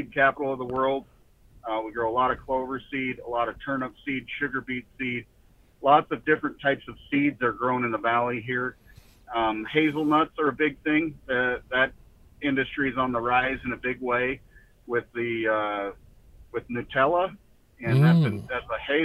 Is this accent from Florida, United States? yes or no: no; Blackfoot, Idaho, United States; also born or lived in western Nebraska; now in Oregon, United States; Born and raised in southeast Idaho in Blackfoot on a potato farm there.